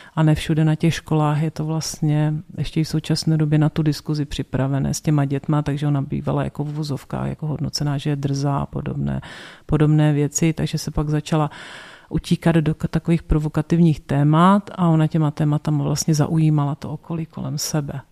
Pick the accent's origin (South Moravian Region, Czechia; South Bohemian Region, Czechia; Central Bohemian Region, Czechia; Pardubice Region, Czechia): South Moravian Region, Czechia; jsem z Jižní Moravy, z vesnice na Jižní Moravy, kde v náboženství bylo i v době totality ve škole